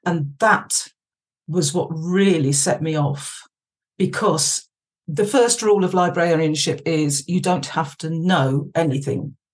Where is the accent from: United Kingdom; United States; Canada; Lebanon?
United Kingdom; Yorkshire and the Humber; we moved from Worcestershire up to Yorkshire. Oh, nice. My ends. Oh yeah, yeah, I've been been a, a Yorkshire import since 1982.